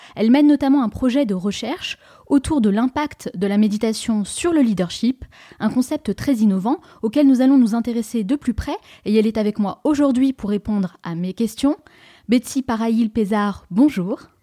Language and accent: French; France; en tant que Français